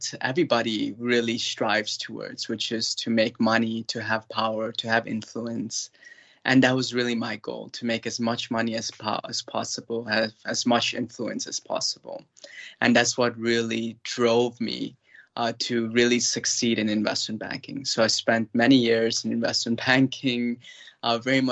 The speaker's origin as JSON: {"language": "English", "town": "Cleveland", "region": "Ohio", "country": "United States", "tie": "born or raised there", "also_born_or_lived": "India", "said": "I very much grew up in a westernized household in the States, in the state of Ohio and the city of Cleveland"}